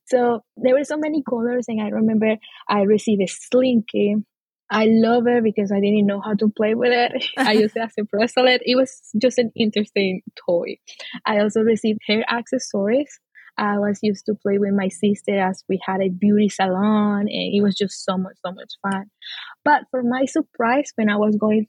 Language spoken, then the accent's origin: English; Amazonas, Venezuela; now in Texas, United States; So I'm from the Amazon, Venezuela. The Amazon in Venezuela, I'm indigenous. I grew up in a Christian family with my parents and my sister